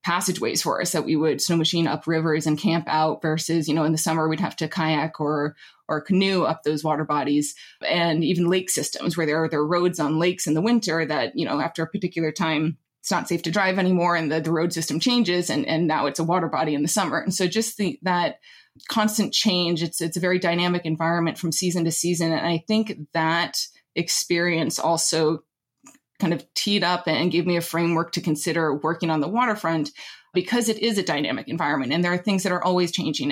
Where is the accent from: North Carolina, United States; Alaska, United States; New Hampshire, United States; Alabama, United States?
Alaska, United States; Anchorage; moved away; I did grow up in Anchorage, Alaska